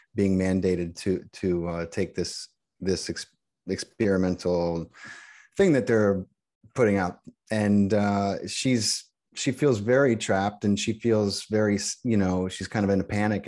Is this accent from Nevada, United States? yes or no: no; Allentown, Pennsylvania, United States; I grew up in Pennsylvania, about an hour